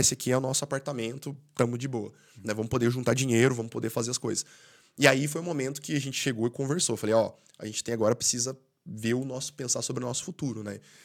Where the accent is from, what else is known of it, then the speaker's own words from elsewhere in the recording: Brazil; first language Portuguese; moved away as an adult; now in Ireland; quando eu saí do Brasil